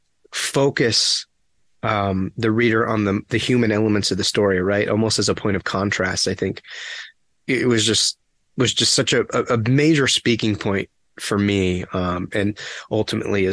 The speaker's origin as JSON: {"language": "English", "town": "New London", "region": "Connecticut", "country": "United States", "tie": "born or raised there", "said": "it takes place in my hometown. Mm-hmm. It takes place in New London, Connecticut"}